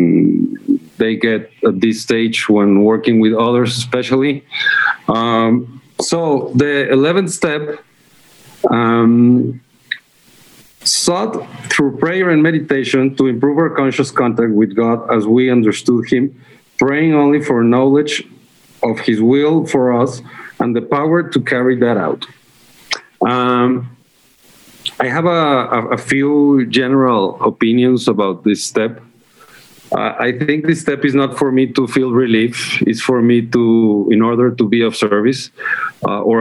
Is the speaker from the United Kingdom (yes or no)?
no; Mexico; I'm from Mexico